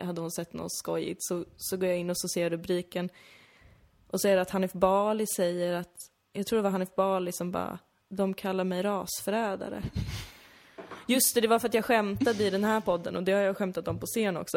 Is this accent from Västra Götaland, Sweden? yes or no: no; Täby, Stockholm County, Sweden; now in Malmö, Sweden; att växa upp där för att jag så himla gärna ville bli svensk